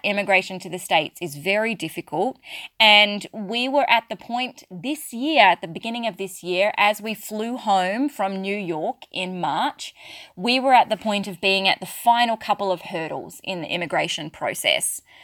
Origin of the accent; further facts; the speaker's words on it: Australia; accent: Australian; I'm very clearly Australian, if you haven't picked that up from my accent, and yes, I do live in Australia